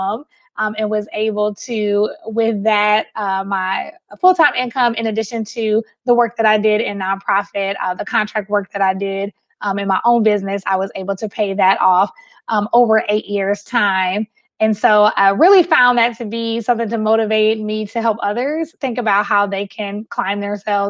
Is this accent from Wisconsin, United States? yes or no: yes; Milwaukee, Wisconsin, United States; I am from Milwaukee, Wisconsin. I'm a Midwesterner.